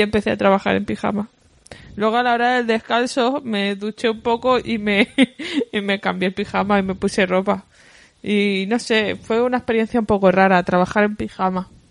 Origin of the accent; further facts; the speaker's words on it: Badalona, Catalonia, Spain; soy de Badalona, Badalona City